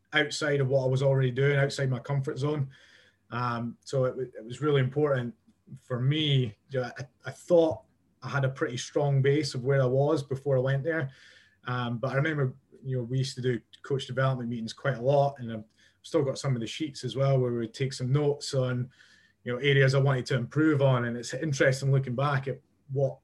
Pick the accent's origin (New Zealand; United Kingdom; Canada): United Kingdom; Scotland; a Scottish guy